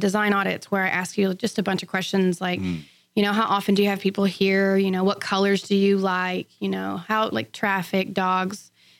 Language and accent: English; Sealy, Texas, United States; back in my hometown in Sealy.